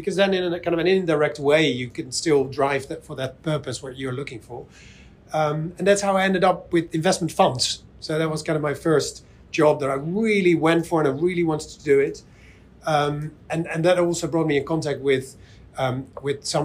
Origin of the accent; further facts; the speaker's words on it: Netherlands; I'm from the Netherlands, so in Holland